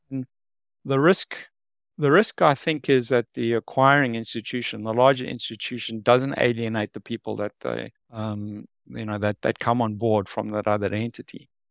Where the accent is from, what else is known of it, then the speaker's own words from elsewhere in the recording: South Africa; moved away as an adult; now in Singapore; I'm from South Africa, uh, born and bred